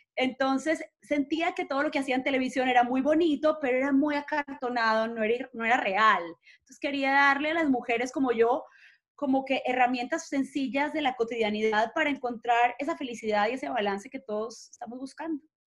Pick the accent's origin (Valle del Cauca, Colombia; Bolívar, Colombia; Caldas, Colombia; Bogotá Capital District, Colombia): Caldas, Colombia; Manizales; now in Miami, United States; crecí en Manizales, en las montañas verdes más lindas